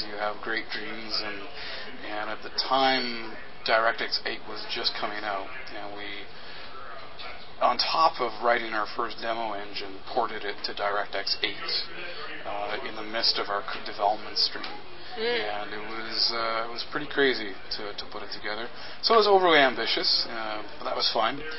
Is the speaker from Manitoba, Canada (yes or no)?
yes; Winnipeg, Manitoba, Canada; And it was founded in my hometown of Winnipeg, uh, Manitoba in Canada